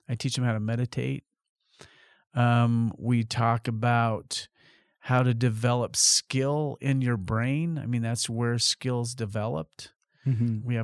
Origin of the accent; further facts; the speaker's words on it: Colorado, United States; because we're from Colorado.